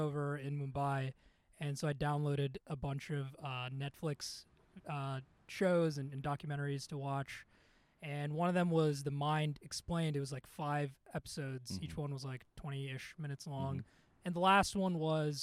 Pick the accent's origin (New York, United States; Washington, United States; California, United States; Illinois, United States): Illinois, United States; Chicago; also born or lived in India; Born in India, grew up in Chicago